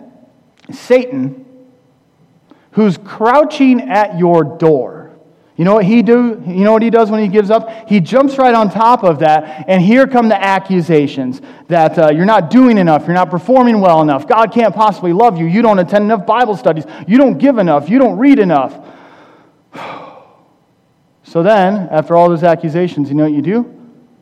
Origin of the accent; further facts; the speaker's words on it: Midwest, United States; I'm from the Midwest